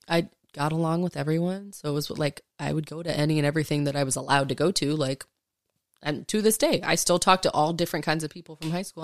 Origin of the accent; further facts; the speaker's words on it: Arlington, Texas, United States; also born or lived in Fort Worth, Texas; I grew up in Arlington